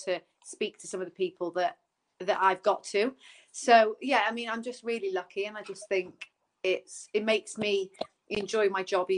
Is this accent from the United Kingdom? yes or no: yes; Newbridge, Wales, United Kingdom; I'm from Newbridge